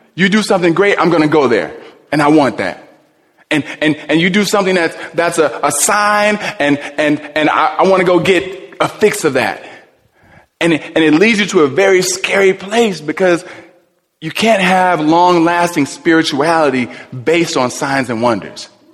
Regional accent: Cleveland, Ohio, United States; when I was young, I was raised in Cleveland.

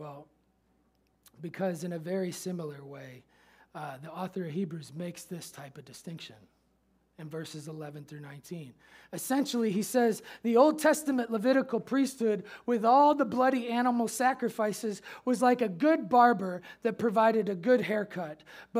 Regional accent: Memphis, Tennessee, United States; We say that in Memphis. Pastor said, no one says that here. I say that because I came from Memphis.

